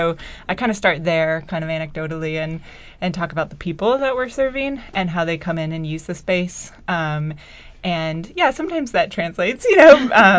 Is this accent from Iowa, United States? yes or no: yes; Iowa, United States; now in Providence, United States; I'm originally from Iowa.